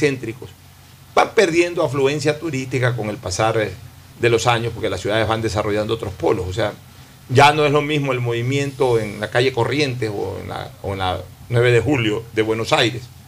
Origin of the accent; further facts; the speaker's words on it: Ecuador; como ecuatoriano